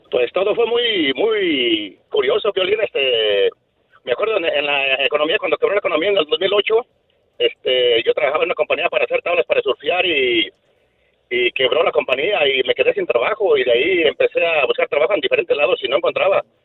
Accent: Sahuayo, Michoacán, Mexico; now in Santa Ana, United States; Soy de, del Cerrito Pelón

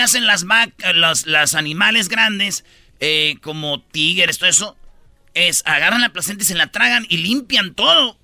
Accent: Quilpan, Michoacán, Mexico; mi pueblo, ahí en Quilpan, Michoacán

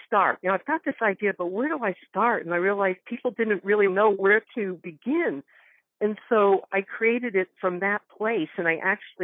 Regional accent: Northwest Connecticut, United States; moved away; I grew up in Connecticut. In fact, I just came back from there 2 days ago, Northwest Connecticut.

